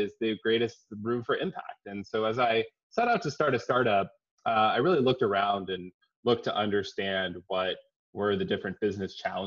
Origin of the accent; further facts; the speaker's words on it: San Diego, California, United States; also born or lived in Boston / San Francisco; I'm from California. I grew up in San Diego. I'm a Californian at heart